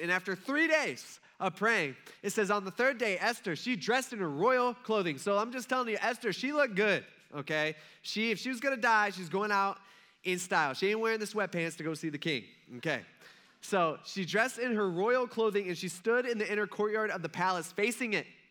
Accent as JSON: {"language": "English", "country": "United States", "said": "I'm an American"}